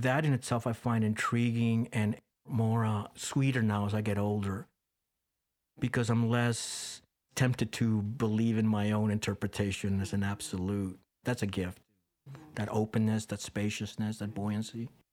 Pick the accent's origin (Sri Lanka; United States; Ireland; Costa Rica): Costa Rica; moved away; Growing up in Costa Rica, I was embedded in that.